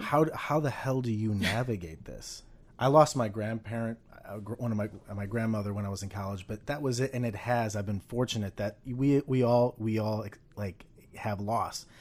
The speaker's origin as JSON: {"language": "English", "region": "Ohio", "country": "United States", "tie": "born or raised there", "said": "the state of Ohio, my home state"}